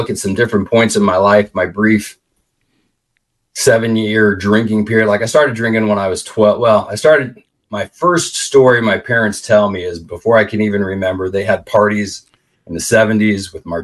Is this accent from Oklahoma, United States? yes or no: no; Palm Springs, California, United States; I grew up in Palm Springs, California.